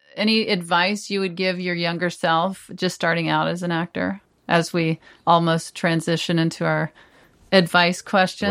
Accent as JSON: {"language": "English", "region": "Texas", "country": "United States", "tie": "born or raised there", "moved": "yes", "said": "I grew up part of the time in Texas"}